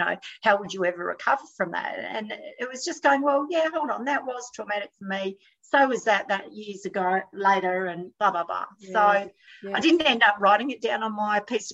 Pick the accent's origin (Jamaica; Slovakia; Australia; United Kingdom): Australia; Adelaide, South Australia; now in New South Wales, Australia; I'm from Adelaide originally